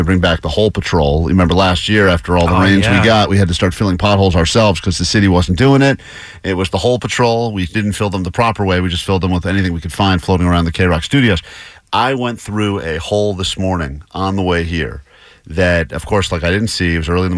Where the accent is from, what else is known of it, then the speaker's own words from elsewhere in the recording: East Coast, United States; now in Southern California, United States; I grew up on the East Coast